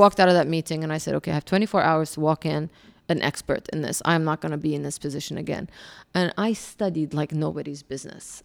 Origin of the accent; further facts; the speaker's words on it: Kuwait; moved away; also born or lived in Jordan / Alabama; I was Jordanian, but born and raised in Kuwait. All I knew was really Kuwait